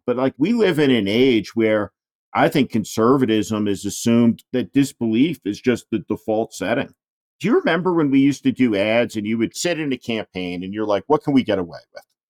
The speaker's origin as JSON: {"language": "English", "region": "New Jersey", "country": "United States", "tie": "born or raised there", "said": "the notoriously Democratic state of New Jersey, my home state also"}